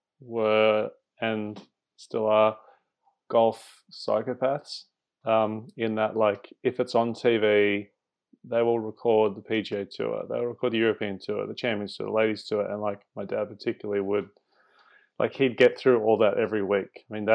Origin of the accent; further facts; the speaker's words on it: Singapore; when I was a kid growing up in Singapore, my dad would take me along to the driving range